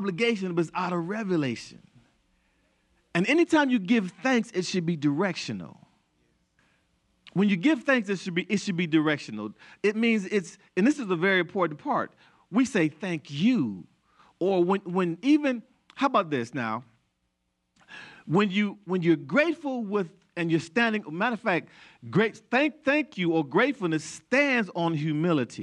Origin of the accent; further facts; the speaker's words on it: United States; I was born in the United States